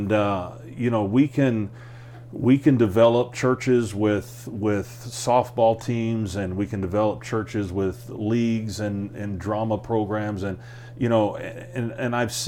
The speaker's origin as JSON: {"language": "English", "country": "United States", "moved": "as an adult", "said": "I'm an American just like anybody else."}